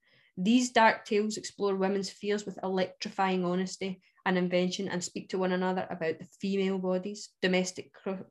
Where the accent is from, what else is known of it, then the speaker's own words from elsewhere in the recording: Scotland, United Kingdom; I'm more Scottish than you.